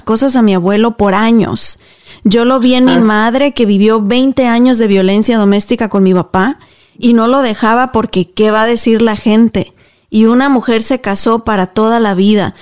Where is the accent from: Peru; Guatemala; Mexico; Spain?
Mexico; como decimos nosotros allá en México